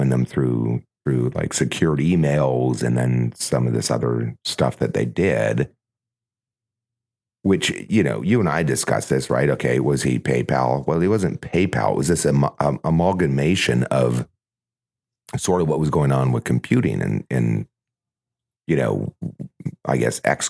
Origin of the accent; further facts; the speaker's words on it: Ontario, Canada; moved away; I'm from Ontario. I was born there